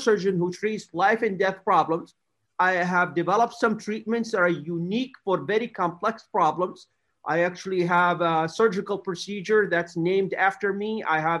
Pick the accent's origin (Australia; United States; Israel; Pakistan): United States; America's Midwest; I grew up in America's Midwest, a beautiful part of the United States